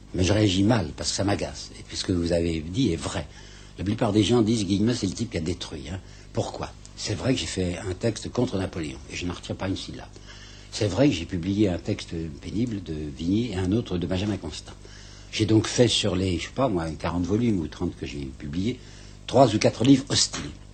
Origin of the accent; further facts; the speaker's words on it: Mâcon, Bourgogne-Franche-Comté, France; je suis dans mon pays, puisque comme je vous dis, je suis né à Macon, et je suis très attaché à ce pays par des souvenirs d'enfance